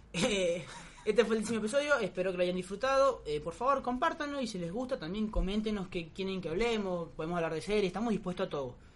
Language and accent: Spanish; Venezuela; now in Argentina; yo soy venezolano